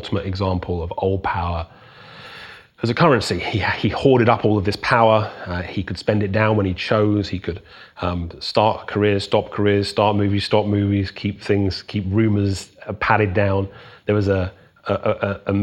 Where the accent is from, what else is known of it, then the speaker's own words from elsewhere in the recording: South West England, United Kingdom; I was growing up in England